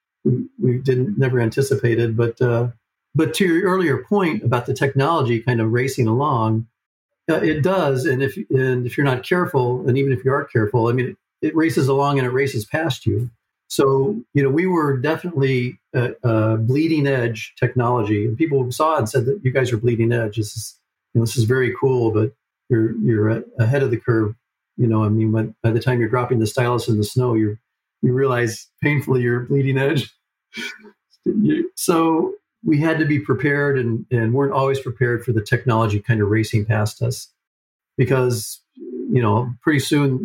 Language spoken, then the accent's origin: English; Cleveland, Ohio, United States; moved away; I grew up in Cleveland